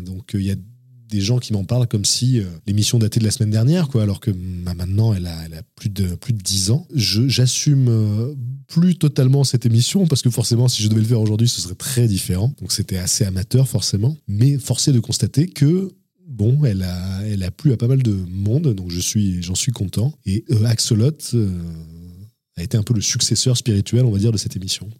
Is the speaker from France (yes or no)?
yes; Avignon, Provence-Alpes-Côte d'Azur, France; je suis né à Avignon et j'ai grandi euh, dans la région d'Avignon. C'est une région que je n'ai jamais quittée